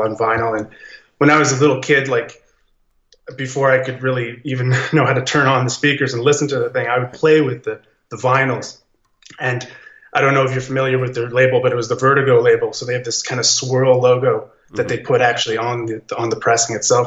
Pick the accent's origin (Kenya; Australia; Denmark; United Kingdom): Australia; I'm an Aussie cat